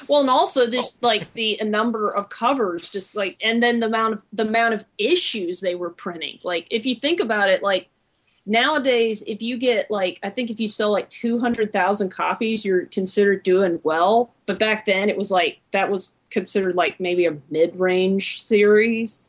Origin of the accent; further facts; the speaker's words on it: Alabama, United States; I'm from Alabama